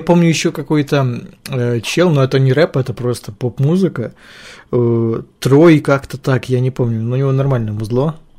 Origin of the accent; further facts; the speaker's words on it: Ukraine; я из Украины